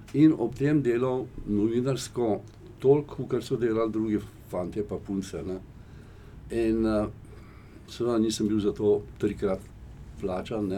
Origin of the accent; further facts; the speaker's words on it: Slovenia; Slovenci smo